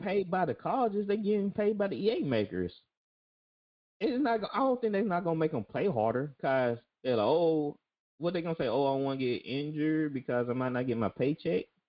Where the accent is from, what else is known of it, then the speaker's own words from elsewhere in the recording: Jackson, United States; I grew up in Jackson